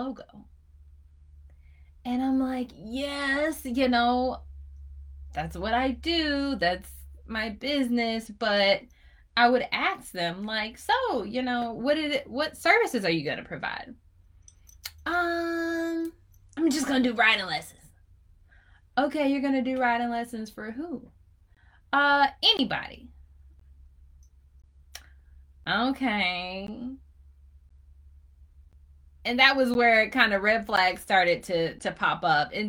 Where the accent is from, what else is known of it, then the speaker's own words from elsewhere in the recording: Chapel Hill, North Carolina, United States; I'm from Chapel Hill